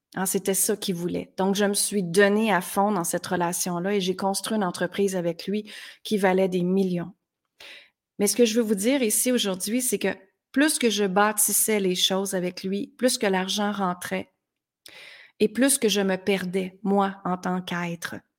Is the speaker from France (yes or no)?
no; Granby, Quebec, Canada; moved away as an adult; also born or lived in United States; à l'âge de 19 ans, je suis partie de Granby, qui est une petite ville très, très simple ici